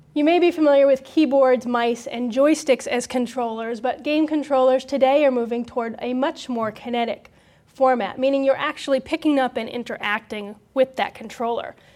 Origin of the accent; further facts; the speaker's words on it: Hampton, New Hampshire, United States; my hometown. in Hampton, New Hampshire.